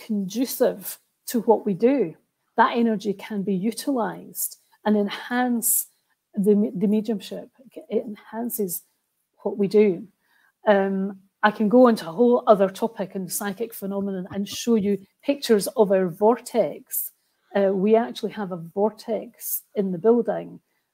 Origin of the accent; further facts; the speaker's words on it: Roslin, Scotland, United Kingdom; also born or lived in Edinburgh; I'm from Roslyn and used to play in the famous chapel at lunchtime from school, from primary school.